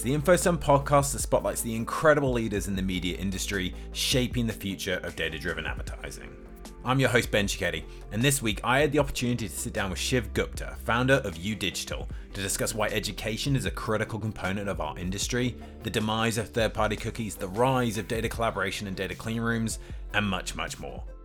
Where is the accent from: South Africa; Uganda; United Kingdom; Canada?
United Kingdom; as a Brit